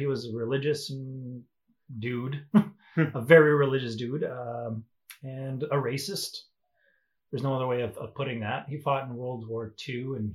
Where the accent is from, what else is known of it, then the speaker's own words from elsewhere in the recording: La Ronge, Saskatchewan, Canada; moved away; also born or lived in Sandy Bay, Saskatchewan / South Korea; I grew up in Treaty 10 territory, up in LaRonge and Sandy Bay, Saskatchewan, which is up in the north.